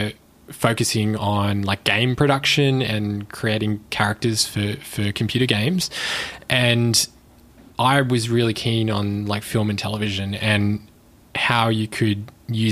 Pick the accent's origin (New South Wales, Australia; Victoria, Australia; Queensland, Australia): Queensland, Australia; Brisbane; also born or lived in Melbourne; I grew up mostly in Brisbane. I was born in Melbourne, but grew up in Queensland.